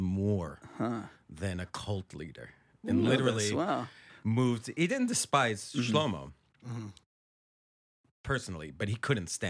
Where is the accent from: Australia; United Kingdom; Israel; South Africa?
Israel; also born or lived in Ohio, United States; I was born in Ohio, but my parents uh-huh. left there when I was like a month or two old. So I have nothing to do with Ohio except uh-huh. that I was born there, mm-hmm. and then traveled around the States for a little bit, and then moved to Israel.